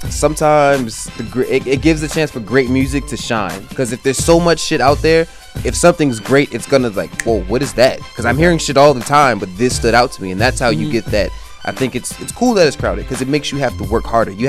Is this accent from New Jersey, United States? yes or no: yes; Newark, New Jersey, United States; born there; I was born in Newark. Born in Newark.